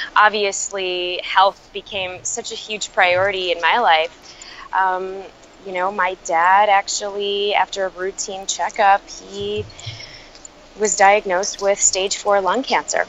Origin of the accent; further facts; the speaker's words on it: Chicago, Illinois, United States; I actually grew up, um, was born and raised in Chicago uh, to immigrant family.